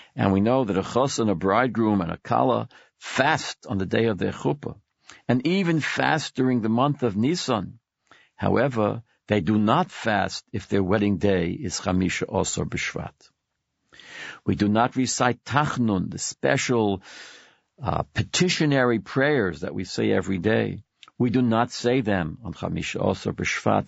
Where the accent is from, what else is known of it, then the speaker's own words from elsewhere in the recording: Brooklyn, New York, United States; now in Manhattan, United States; I was born and brought up in Brooklyn. I live in Manhattan now